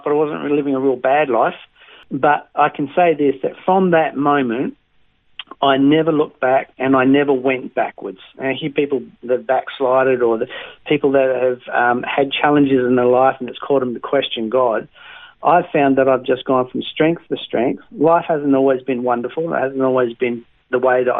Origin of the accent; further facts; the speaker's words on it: Western Australia, Australia; moved away as an adult; also born or lived in Tamborine Mountain, Queensland; now in Queensland, Australia; I was brought up in a place called Bowser in WA